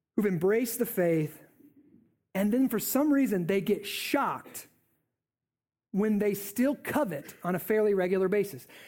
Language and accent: English; United States; I'm an American.